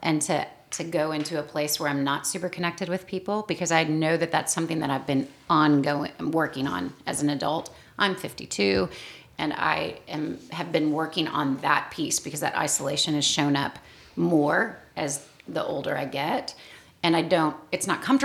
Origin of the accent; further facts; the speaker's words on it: the South, United States; accent: Southern; I get out of the South and I'm told that I do sound like I'm from the South